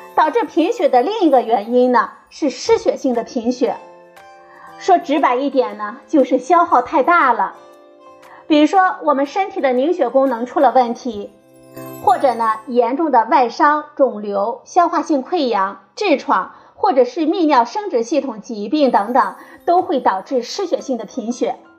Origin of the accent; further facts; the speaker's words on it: China; 茶呢，是我们中国人的传统饮品